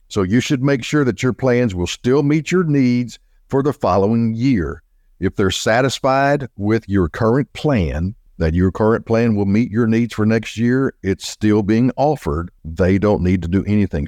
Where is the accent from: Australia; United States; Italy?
United States; Little Rock, Arkansas; also born or lived in Fayetteville, Arkansas / Benton, Arkansas; was born and raised in Little Rock, Arkansas